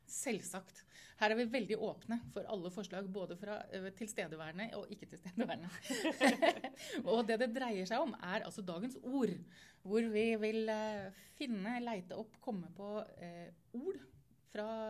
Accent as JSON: {"language": "Norwegian", "region": "Østfold", "country": "Norway", "said": "jeg kommer fra Østfold"}